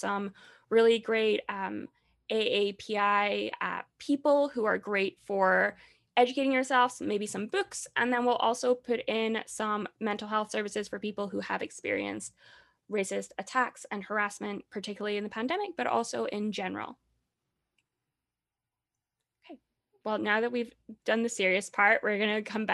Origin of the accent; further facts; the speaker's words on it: Scotland, United Kingdom; I'm from Scotland.